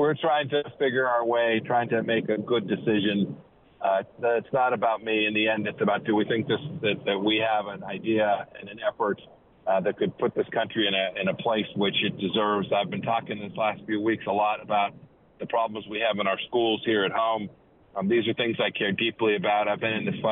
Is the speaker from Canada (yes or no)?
no; Kansas, United States; my home state of Kansas